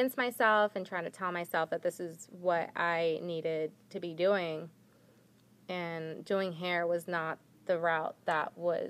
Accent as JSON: {"language": "English", "town": "Yonkers", "region": "New York", "country": "United States", "tie": "born or raised there", "moved": "as an adult", "lives_now": "Los Angeles, United States", "said": "I grew up in Yonkers, New York, which is where we met."}